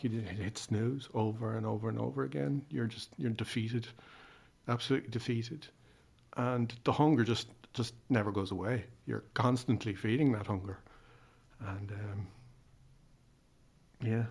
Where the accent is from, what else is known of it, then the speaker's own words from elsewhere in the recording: Ireland; I'm Irish